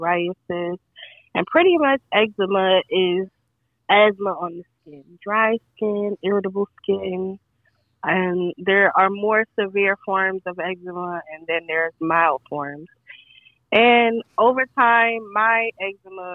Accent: Newark, New Jersey, United States; I was born and raised in Newark

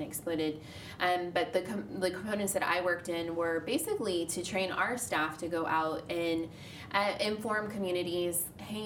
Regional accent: Midwest, United States; moved away; I'm from the Midwest originally. I grew up, like, in the church

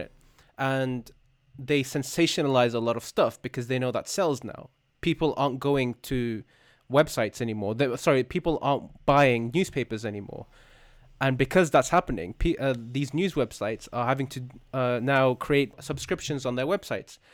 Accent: United Kingdom; as a Brit

